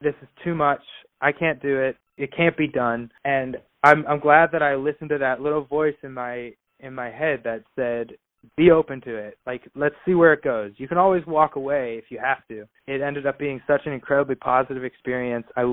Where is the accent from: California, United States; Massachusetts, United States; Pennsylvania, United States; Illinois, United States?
Pennsylvania, United States; Pittsburgh; growing up in Pittsburgh